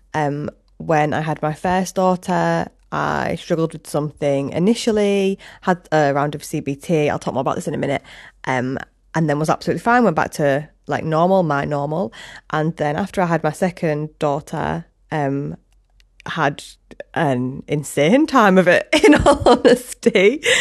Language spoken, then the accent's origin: English; Hull, Yorkshire and the Humber, United Kingdom; also born or lived in Leeds; now in Hessle, United Kingdom; I'm from Hull, obviously, with this accent